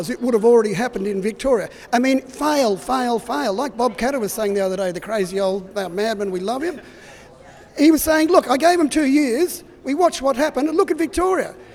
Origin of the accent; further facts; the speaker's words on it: Indonesia; I come from Indonesia.